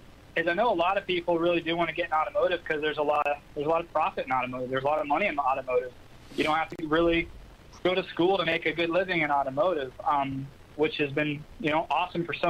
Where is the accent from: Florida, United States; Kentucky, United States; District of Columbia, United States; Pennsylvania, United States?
Florida, United States; Orlando; I've got some of my best friends that I grew up with here in Orlando